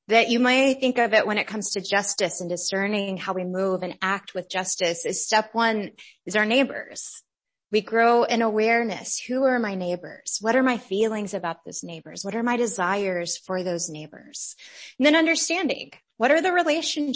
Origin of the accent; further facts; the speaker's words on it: United States; growing up in America